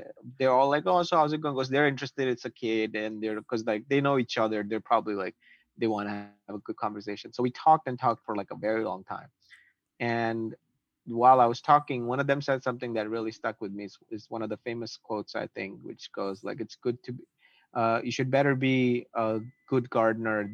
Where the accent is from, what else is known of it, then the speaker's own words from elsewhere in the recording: Ahmedabad, Gujarat, India; now in Toronto, Canada; I ended up like going to Delhi from Ahmedabad, which is where my hometown is